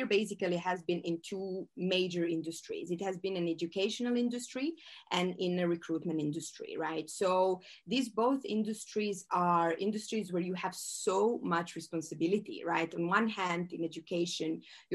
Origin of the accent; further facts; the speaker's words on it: Croatia; moved away as an adult; also born or lived in Switzerland; I am from Croatia. This is a small country